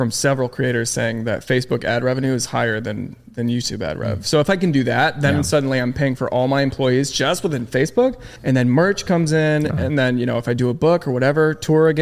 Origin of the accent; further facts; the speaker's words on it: St. Petersburg, Florida, United States; moved away as an adult; now in Los Angeles, United States; it's in my hometown. It's in Florida.